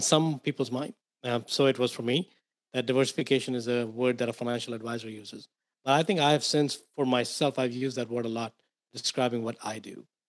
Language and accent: English; India; moved away as an adult; I grew up in India. Um, so I came here into this to this country about 22 years ago.